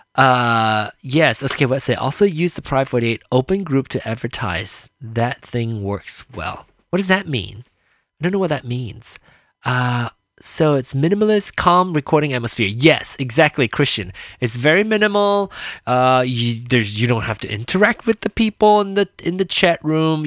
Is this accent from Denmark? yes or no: no; Malaysia; now in United States; I was born in Malaysia. And, um, and then came over here to America and lived here ever after